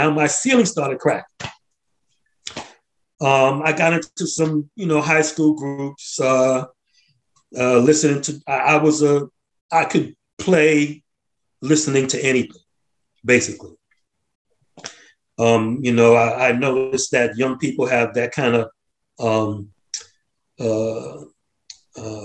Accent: New York City, New York, United States; now in Atlanta, United States; Growing up in Harlem

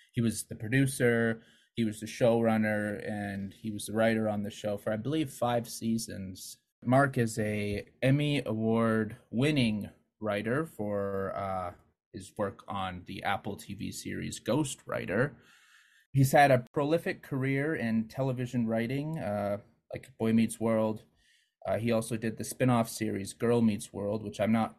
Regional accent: Calgary, Alberta, Canada; Calgary, Alberta.

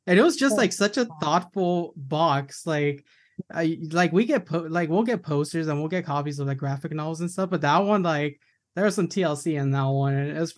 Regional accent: Tucson, Arizona, United States; from Tucson.

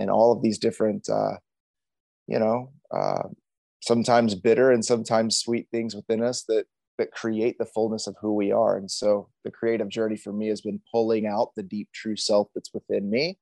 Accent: Indianapolis, Indiana, United States; moved away as an adult; also born or lived in Miami, Florida; now in San Diego, United States; I was born in Miami, Florida. I was born as a pastor's kid. My dad was starting a church in Florida. And then whenever I was young, we moved back to the Midwest, where my parents moved to Florida from in Indianapolis.

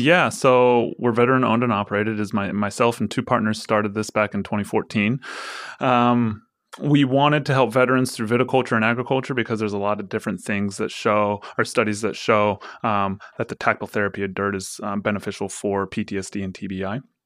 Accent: Forest Grove, Oregon, United States; I grew up in Forest Grove, so, I mean, I grew up in Pinot Noir country

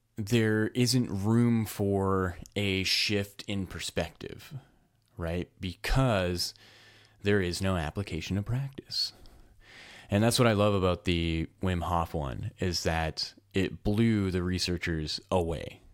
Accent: Edmonton, Alberta, Canada; I'm from Edmonton, Alberta. It gets really cold up here

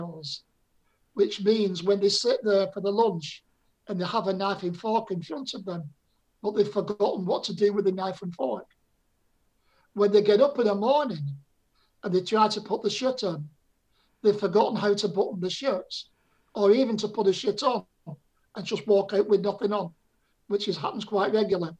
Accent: Bolton, North West England, United Kingdom; now in Torbay, United Kingdom; I went back to my hometown in Bolton and I couldn't remember my house or where we lived

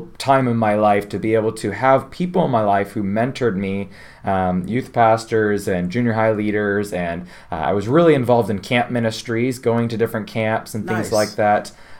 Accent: Windsor, Ontario, Canada; also born or lived in Chicago; now in Toronto, Canada; I grew up in Canada, in the Windsor area, down south a little bit here from Toronto

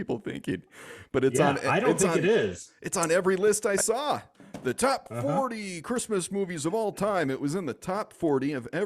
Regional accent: Michigan, United States; a train from my home state of Michigan

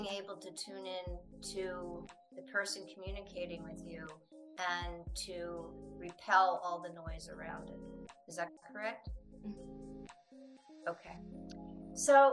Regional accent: United States; moved away; I'm from the United States

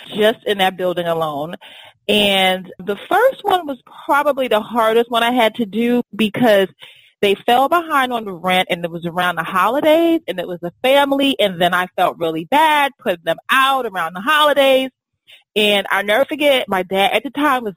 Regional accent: New York City, New York, United States; now in Washington, D.C., United States; I grew up in Brooklyn

